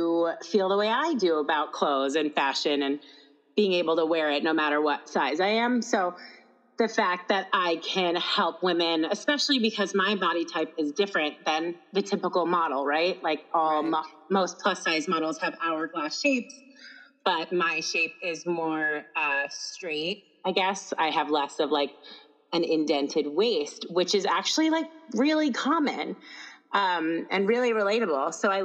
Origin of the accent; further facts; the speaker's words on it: Ohio, United States; I actually like realized after I said that, you're going to be like, wait, I'm from Ohio.